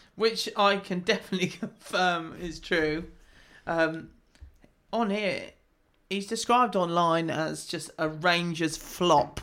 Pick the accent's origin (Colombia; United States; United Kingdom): United Kingdom; we're British